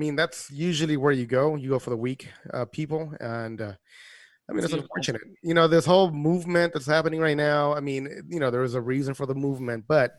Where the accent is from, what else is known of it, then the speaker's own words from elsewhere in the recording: Los Angeles, California, United States; I grew up in South Central.